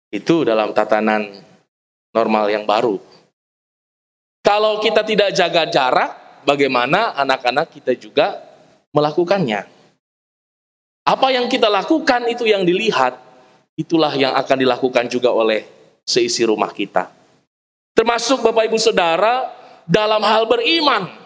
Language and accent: Indonesian; West Java, Indonesia; Saya orang Sunda, ada Opung Utajul orang Batak, ada Opa Aris orang Toraja. Kita lahir dalam tradisi, dalam budaya kita masing-masing.